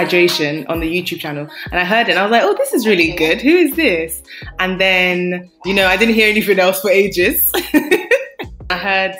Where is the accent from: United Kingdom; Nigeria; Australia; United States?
Nigeria; I'm Nigerian as well.